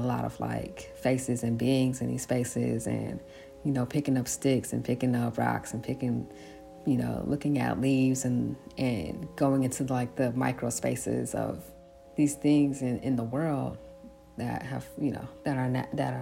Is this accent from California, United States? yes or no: yes; San Francisco, California, United States; I grew up in San Francisco